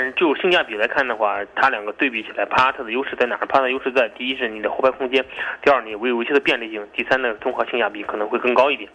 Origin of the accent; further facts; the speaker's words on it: China; 我们中国人